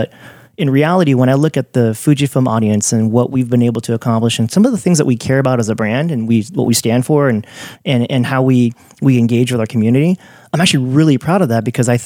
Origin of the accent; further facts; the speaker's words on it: California, United States; moved away; also born or lived in New York; growing up in California and going to New York